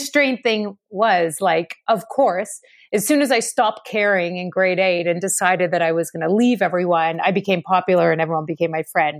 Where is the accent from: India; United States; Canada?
Canada; Ottawa, Ontario; now in Toronto, Canada; I was born and raised in Ottawa